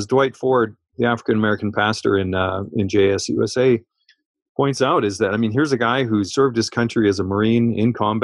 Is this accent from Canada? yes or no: yes; Canada; I'm a Canadian